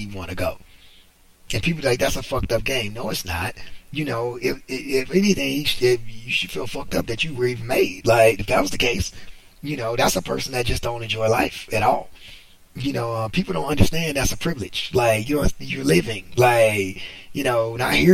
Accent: United States; I'm American. I was born here

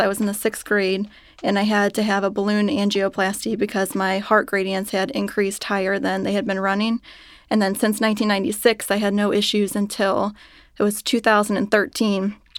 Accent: Cincinnati, Ohio, United States; I was born and raised in Cincinnati

